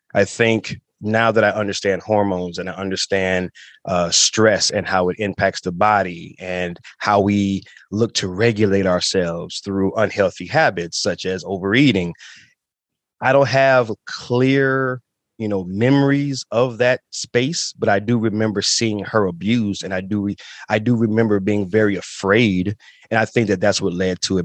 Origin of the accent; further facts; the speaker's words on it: Toledo, Ohio, United States; also born or lived in Chicago, Illinois; born in Chicago, grew up in Toledo, uh, and we moved there when I was about seven years old